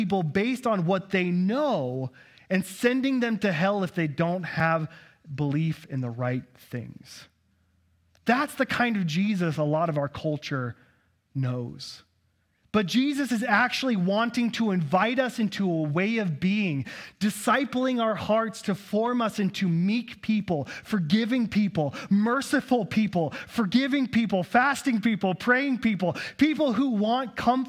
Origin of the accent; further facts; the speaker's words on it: Texas, United States; accent: Texas; Texans don't have a problem interpreting text like this, but all you Northwesterners do, because my Texas accent's pretty good, right?